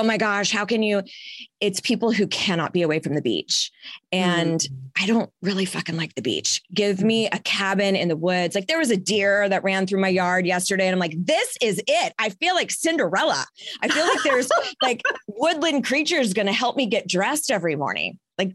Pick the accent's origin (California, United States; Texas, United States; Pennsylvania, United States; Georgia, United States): California, United States; Inland Empire, Southern; moved away as an adult; also born or lived in Mission Viejo, California; now in Charlotte, United States; So I grew up in Southern California in like the Inland Empire area. And then my husband and I moved in the late 90s, we moved to Mission Viejo and we were in Orange County area until we moved here to Charlotte.